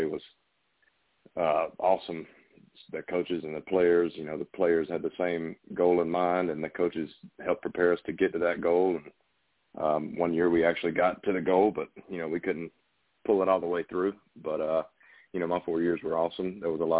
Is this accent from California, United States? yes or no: no; Valdosta, Georgia, United States; I was born and raised in Vadea, Georgia, South Georgia